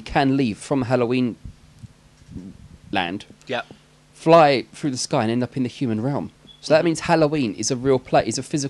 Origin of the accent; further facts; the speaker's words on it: England, United Kingdom; For Americans, we're English.